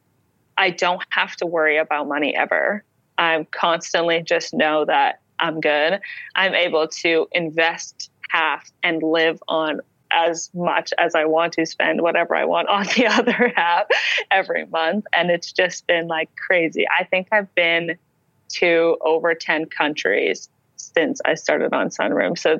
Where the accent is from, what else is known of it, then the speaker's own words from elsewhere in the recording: Canada; I'm a Canadian.